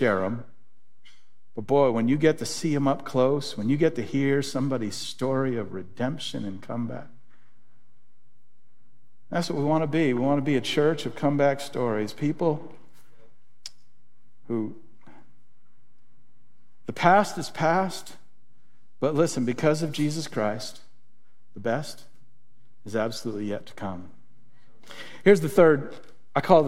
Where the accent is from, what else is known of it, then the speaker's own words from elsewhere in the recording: Springfield, United States; I grew up in Springfield